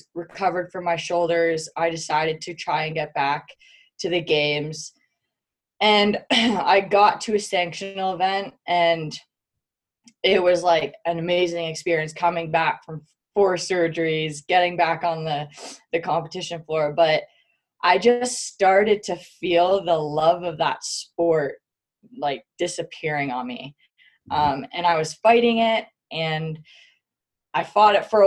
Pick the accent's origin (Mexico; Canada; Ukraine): Canada; now in Salt Lake City, United States; I am Canadian. I'm Canadian